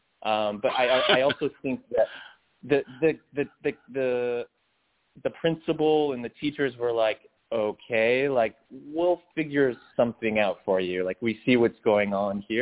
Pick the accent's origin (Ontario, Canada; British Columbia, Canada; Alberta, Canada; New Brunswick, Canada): Ontario, Canada; Windsor; I started as a dishwasher in Windsor, Ontario. I'm Canadian